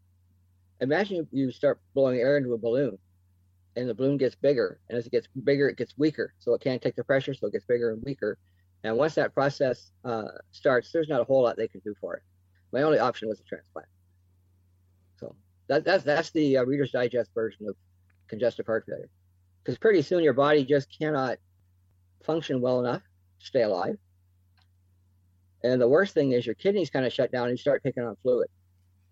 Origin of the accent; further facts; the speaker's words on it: Chatham, Ontario, Canada; my hometown here in Chatham